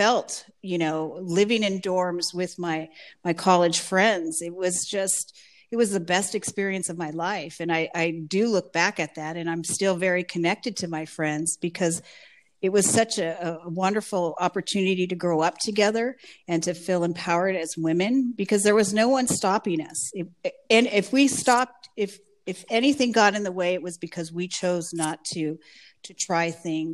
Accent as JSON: {"language": "English", "town": "Oxnard", "region": "California", "country": "United States", "tie": "born or raised there", "also_born_or_lived": "Los Angeles", "said": "I grew up in Oxnard, in a little part of Oxnard called El Rio."}